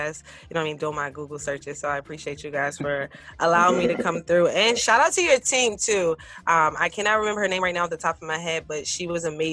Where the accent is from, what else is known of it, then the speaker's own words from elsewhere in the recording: Washington, District of Columbia, United States; moved away as an adult; now in Philadelphia, United States; I'm originally from Washington, D.C.